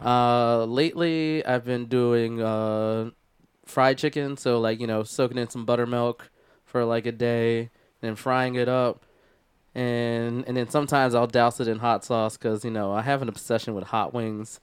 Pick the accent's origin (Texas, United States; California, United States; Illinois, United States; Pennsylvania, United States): Pennsylvania, United States; Philadelphia; moved away; I'm from Philadelphia originally, and every summer we would have block parties